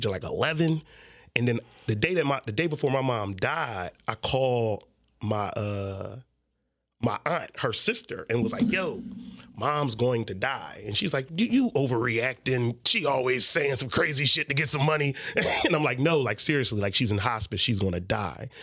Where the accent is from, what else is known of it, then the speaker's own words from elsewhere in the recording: Philadelphia, Pennsylvania, United States; I'm from West. So I'm from 58th Street